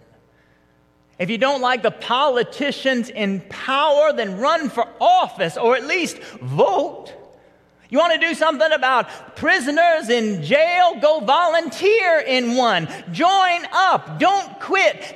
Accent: Marietta, Georgia, United States; growing up in Marietta and going to some of the youth groups around here

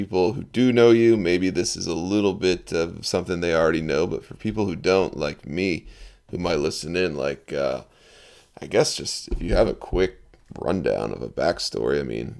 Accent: Baltimore, Maryland, United States

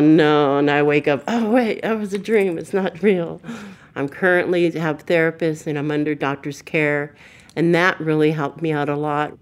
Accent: Burbank, California, United States; I was raised in Burbank

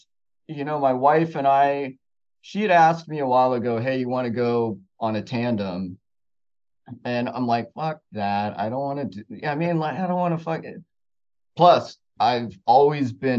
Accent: Los Gatos, California, United States; now in Huntington Beach, United States; I grew up in Northern California, mostly Huntington Beach. I mean, Los Gatos, Santa Cruz Mountains

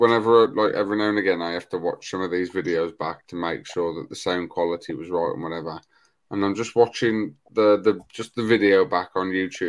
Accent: Black Country, West Midlands, United Kingdom; accent: Black Country; now we've both got a Black Country accent.

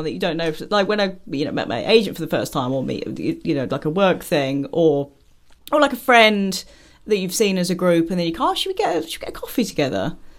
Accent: Essex, East of England, United Kingdom; I grew up in Essex, so I could go either way.

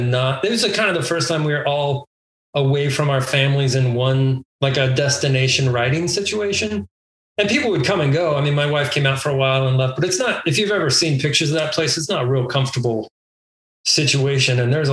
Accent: El Paso, Texas, United States; Memorial Park, which is where I grew up in El Paso

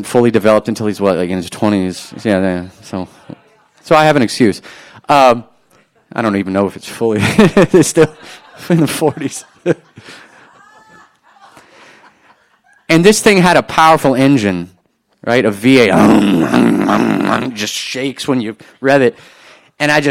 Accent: New Orleans, Louisiana, United States; growing up in New Orleans

